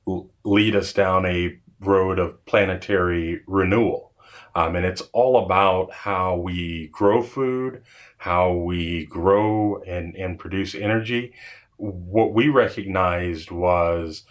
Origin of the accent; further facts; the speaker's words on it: Dallas, Texas, United States; moved away; also born or lived in Los Angeles, California / Minnesota; I grew up in Dallas, Texas, and California